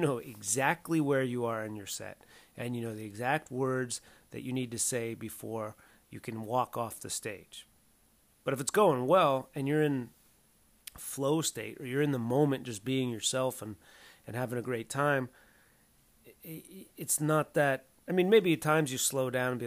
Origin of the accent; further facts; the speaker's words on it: Southern California, United States; growing up in Southern California is I probably know more ways to say penis in Spanish than I do in English